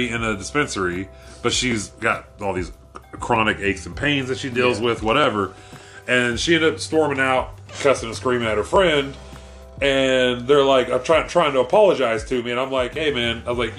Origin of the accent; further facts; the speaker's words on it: Oklahoma, United States; I'm a kid from Oklahoma, knowing nobody in this area I'm